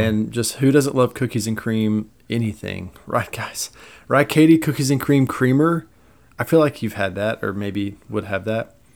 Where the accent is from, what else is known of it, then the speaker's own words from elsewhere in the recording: United States; I'm American